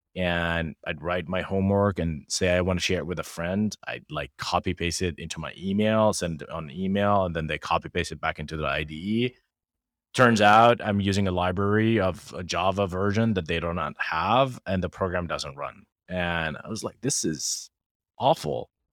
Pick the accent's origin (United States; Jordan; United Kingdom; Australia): Jordan; moved away; we're two kids from Jordan